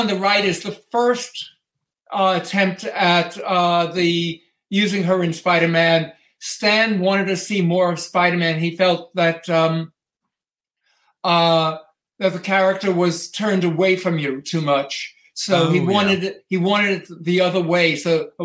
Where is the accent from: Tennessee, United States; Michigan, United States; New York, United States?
New York, United States; New York City; as a New Yorker